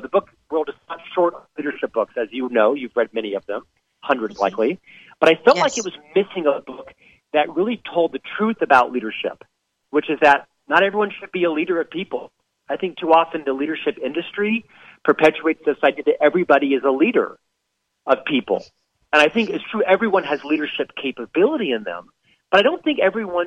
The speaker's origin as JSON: {"language": "English", "region": "Central Florida", "country": "United States", "tie": "born or raised there", "also_born_or_lived": "Europe / Chicago", "moved": "as an adult", "said": "born and raised in Central Florida"}